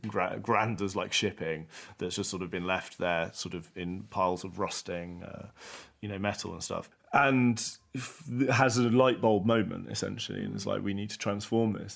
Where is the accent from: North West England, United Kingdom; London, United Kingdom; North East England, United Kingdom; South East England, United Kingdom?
London, United Kingdom; I was from London